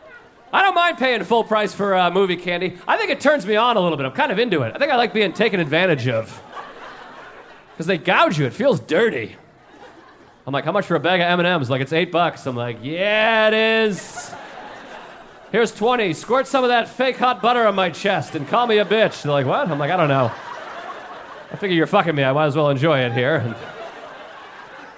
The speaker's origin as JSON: {"language": "English", "region": "New England", "country": "United States", "tie": "born or raised there", "moved": "yes", "lives_now": "New York City, United States", "said": "I grew up in New England, and I've lived here in New York City for many years"}